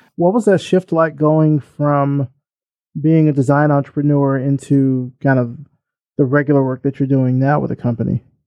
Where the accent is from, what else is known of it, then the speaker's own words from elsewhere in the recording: Selma, Alabama, United States; I'm I'm from Selma